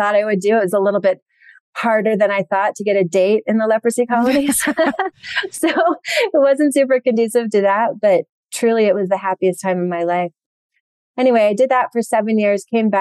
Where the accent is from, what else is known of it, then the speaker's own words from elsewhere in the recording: East Coast, United States; I grew up on the East Coast